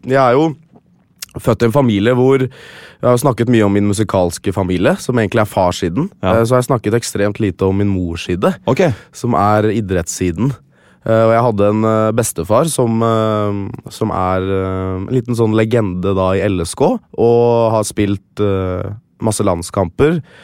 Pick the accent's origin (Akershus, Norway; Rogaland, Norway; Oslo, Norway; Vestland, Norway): Akershus, Norway; Lillestrøm; var jeg han eneste blant 20 spillere i troppen som var født og oppvokst i Lillestrøm